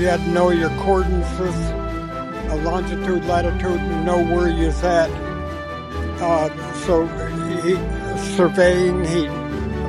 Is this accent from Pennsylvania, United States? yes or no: yes; Pennsylvania, United States